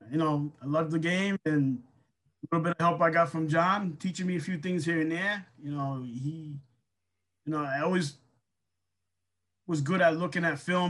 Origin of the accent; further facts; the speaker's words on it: New England, United States; I'm from the New England area